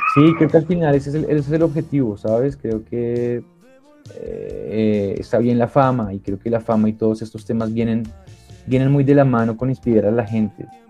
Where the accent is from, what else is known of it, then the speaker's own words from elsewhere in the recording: Colombia; representando a, Colombia, mi país. Y qué bueno es poder pararme en, en, diferentes tarimas de diferentes lugares a decir que, pues que soy colombiano